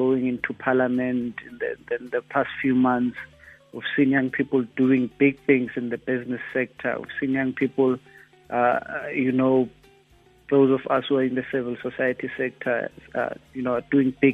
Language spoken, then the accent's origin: English; Klerksdorp, North West, South Africa; moved away as an adult; now in Gauteng, South Africa; I was born in Joburg, the township just south of a mining town called Klerksdorp in the northwest. It's now called Matlosana, that municipality. My family moved there from the Eastern Cape, obviously due to labor migrations in the 80s. I lived there until I was 19